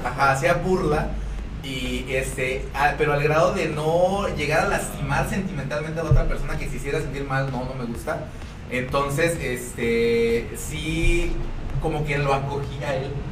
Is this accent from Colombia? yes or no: no; Mexico; somos, el mexicano es burlista